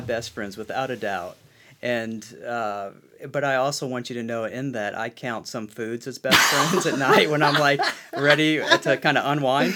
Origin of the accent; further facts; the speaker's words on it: Central Illinois, United States; moved away as an adult; also born or lived in Wilmore, Kentucky; we're from Central Illinois, where it's flat everywhere